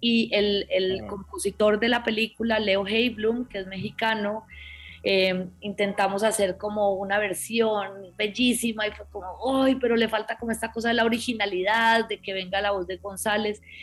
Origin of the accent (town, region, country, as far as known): Colombia